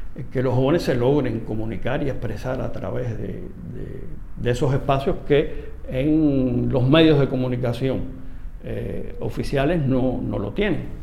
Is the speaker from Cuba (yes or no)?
yes; Cuba; como cubano